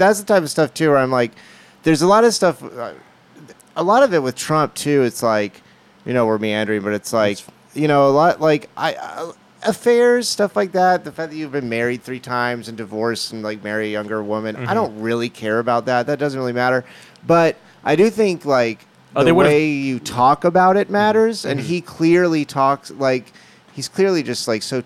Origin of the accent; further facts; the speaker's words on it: Orange Park, Florida, United States; also born or lived in Texas; I grew up right outside Jackson, this town called Orange Park. And I was born in Texas, moved but grew up mainly in Northeast Florida.